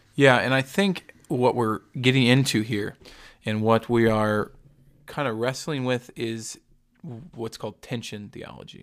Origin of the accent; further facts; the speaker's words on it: the South, United States; I grew up in the South